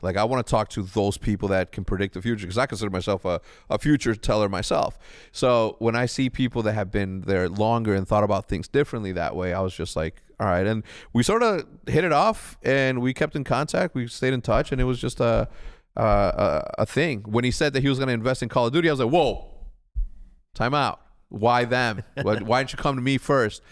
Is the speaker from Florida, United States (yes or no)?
no; Chicago, Illinois, United States; also born or lived in Wheeling, Illinois; I'm from Chicago, but for some reason, I love eating the cheap shit that we used to eat as a kid